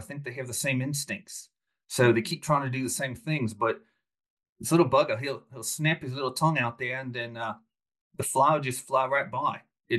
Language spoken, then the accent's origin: English; Melbourne, Victoria, Australia; Did I am. Born and raised in Melbourne.